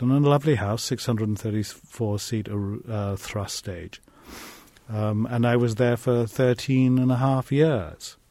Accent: England, United Kingdom; growing up in England in the 1950s

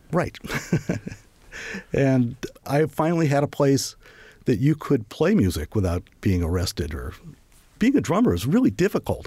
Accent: St. Louis, Missouri, United States; moved away as an adult; also born or lived in Iowa / Paris, France; I'd grown up in Saint Louis and Iowa

